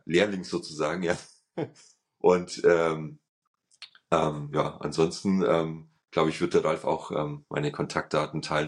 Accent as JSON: {"language": "German", "country": "Germany", "said": "als ähm, Deutscher"}